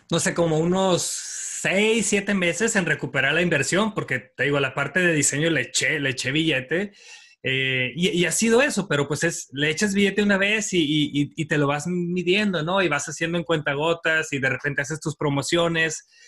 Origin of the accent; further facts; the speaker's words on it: Mexico; siempre estoy viendo gente que tiene un talento increíble que como mexicanos podemos aprender.